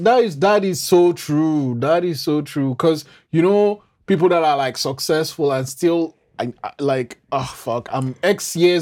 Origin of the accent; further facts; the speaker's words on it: Nigeria; being Nigerian myself